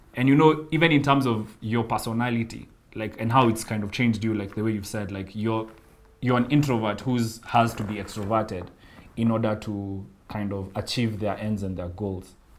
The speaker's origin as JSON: {"language": "English", "country": "Kenya", "said": "as a Kenyan living in Kenya"}